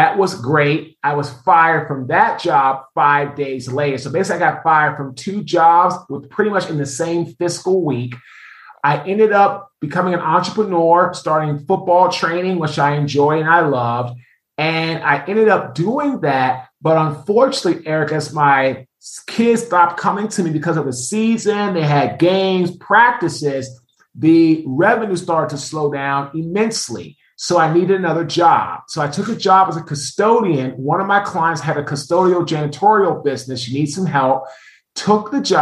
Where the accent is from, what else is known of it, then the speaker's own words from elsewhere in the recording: Washington, District of Columbia, United States; I'm from Washington, D.C. I went to St. John's College High School